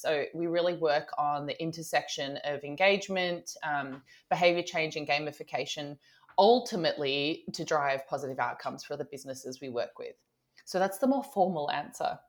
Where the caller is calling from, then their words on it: Sydney, New South Wales, Australia; I'm calling in from Sydney, Australia.